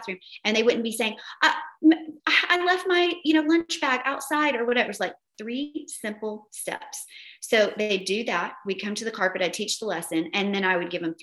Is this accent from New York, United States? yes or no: no; Tennessee, United States; accent: Southern; I'm a Southern girl from Tennessee. My accent is horrific sometimes